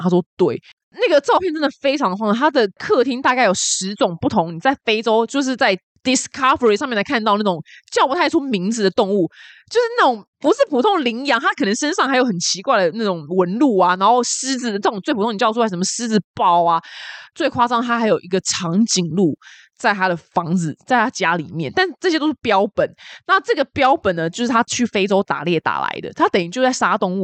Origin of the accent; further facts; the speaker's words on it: Taiwan; 然后我们台湾人中乐透得奖的就是，然后就死都不会出来讲是谁中乐透